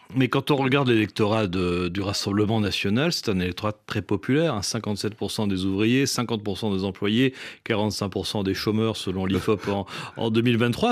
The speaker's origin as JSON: {"language": "French", "country": "Réunion", "said": "je suis de la Réunion"}